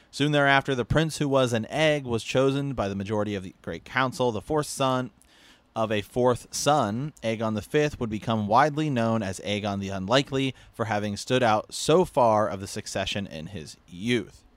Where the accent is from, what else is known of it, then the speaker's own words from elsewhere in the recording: Ohio, United States; moved away; also born or lived in Portland; I'm from Ohio